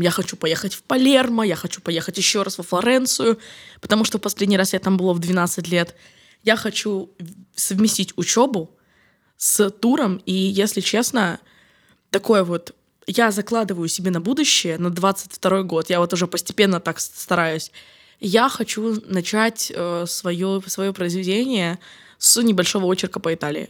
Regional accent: Ukraine; now in Rome, Italy; я из Украины, потому что я снова представляюсь как украинка

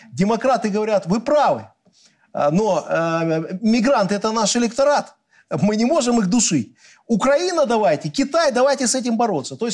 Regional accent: Belarus; Мы никогда белорусы зла не желали. От себя, как белорусский политик, я скажу одно.

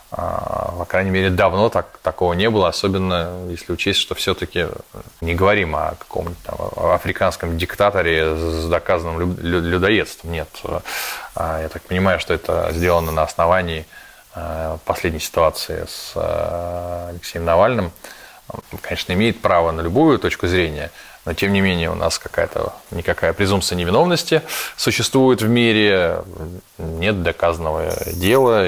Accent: Russia; мы тут из России

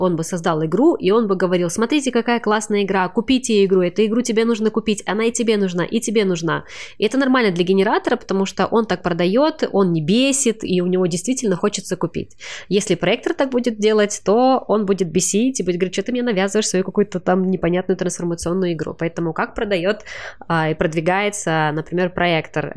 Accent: Kazakhstan; я из Казахстана

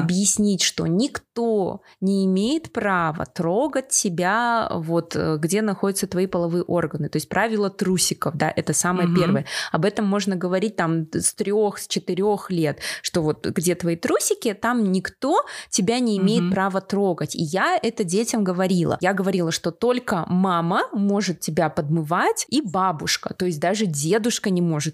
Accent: Kazakhstan; also born or lived in Karelia, Russia; я родилась в Карелии. Я до 8 лет вообще не знала казахский язык, переехала в Казахстан вместе с родителями

